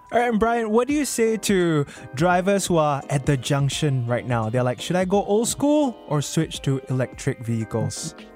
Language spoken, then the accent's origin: English; Singapore; I grew up in Bukit Panjang